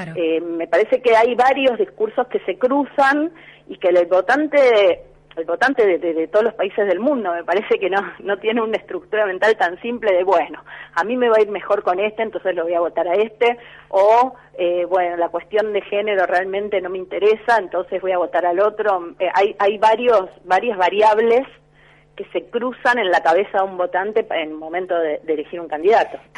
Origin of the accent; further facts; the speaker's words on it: Rosario, Santa Fe, Argentina; yo soy de Rosario